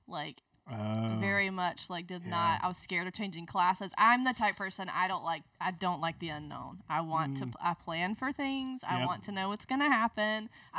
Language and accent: English; Leesburg, Georgia, United States; accent: Southern; moved away as an adult; also born or lived in Albany, Georgia; now in Birmingham, United States; I grew up in Leesburg, Georgia.